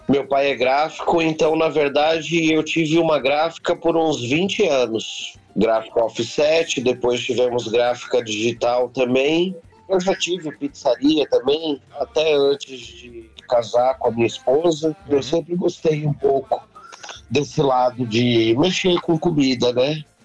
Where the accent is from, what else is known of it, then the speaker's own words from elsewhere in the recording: São Paulo, Brazil; Eu sou natural aqui de São Paulo. Eu nasci aqui em São Paulo mesmo, aqui no bairro do, do Bexiga